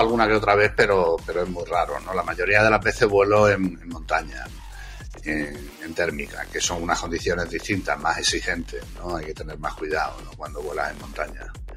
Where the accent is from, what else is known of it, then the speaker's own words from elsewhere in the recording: Extremadura, Spain; now in Madrid, Spain; yo soy, soy extremeño, pero llevo ya afincado en Madrid mucho tiempo, mucho.